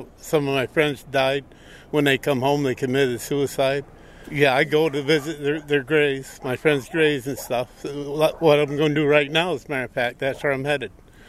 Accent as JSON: {"language": "English", "town": "South Colton", "region": "New York", "country": "United States", "said": "I'm from South Colton down here, New York."}